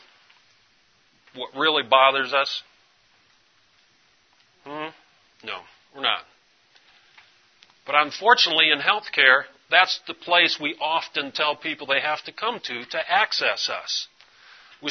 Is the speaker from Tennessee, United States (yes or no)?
yes; East Tennessee, United States; East Tennessee